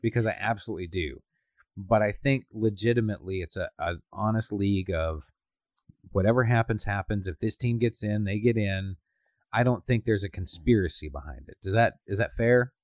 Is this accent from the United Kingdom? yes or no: no; Canada